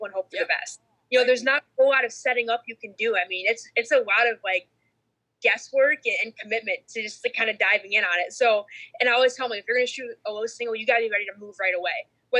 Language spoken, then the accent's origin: English; Canton, Michigan, United States; I grew up in Michigan in Canton, right outside of Detroit.